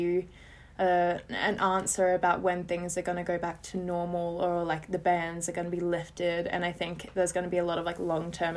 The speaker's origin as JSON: {"language": "English", "country": "Australia", "moved": "as an adult", "lives_now": "England, United Kingdom", "said": "I am originally from Australia, but I currently am living in England"}